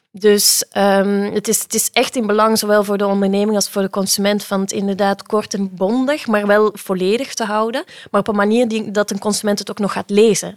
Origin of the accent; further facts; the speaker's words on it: Belgium; now in Netherlands; het is misschien al te horen aan mijn accent, ik eh, kom uit België.